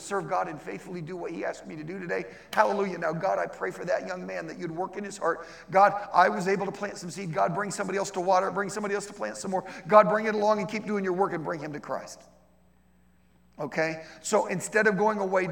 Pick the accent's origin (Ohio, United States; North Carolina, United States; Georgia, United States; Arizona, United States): Ohio, United States; I grew up, okay, I'm from Ohio